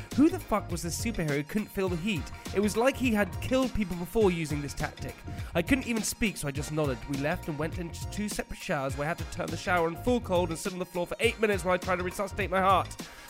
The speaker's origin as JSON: {"language": "English", "country": "United Kingdom", "said": "I'm British"}